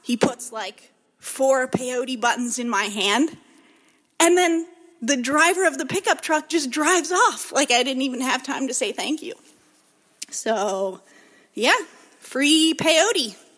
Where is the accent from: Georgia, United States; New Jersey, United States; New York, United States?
Georgia, United States; Savannah; I'm from Savannah, Chatham County.